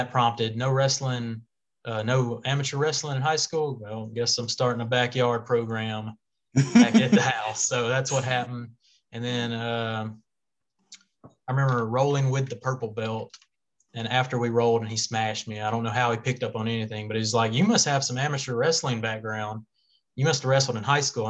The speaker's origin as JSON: {"language": "English", "region": "Louisiana", "country": "United States", "said": "we're from Louisiana"}